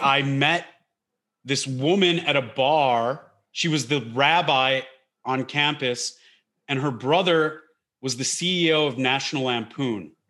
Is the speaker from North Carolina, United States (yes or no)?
no; Detroit, Michigan, United States; I grew up in Detroit, in the Detroit area